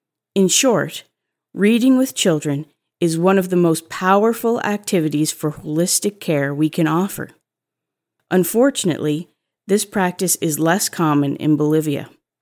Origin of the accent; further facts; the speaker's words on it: Saskatchewan, Canada; Growing up in Saskatchewan, I remember lounging in an antique carpeted bathtub, the kind with legs, which sat in the kids' section of my small town library.